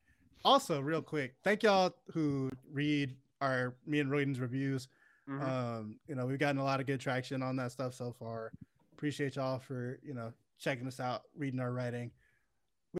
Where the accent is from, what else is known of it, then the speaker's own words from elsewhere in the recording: United States; as an American people